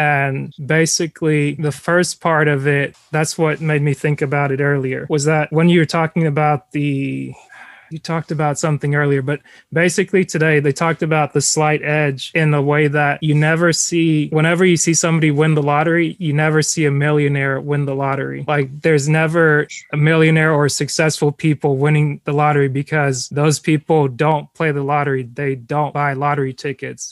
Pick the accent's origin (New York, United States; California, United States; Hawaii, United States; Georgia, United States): Georgia, United States; North; most of us were from Georgia, so like I was from North Georgia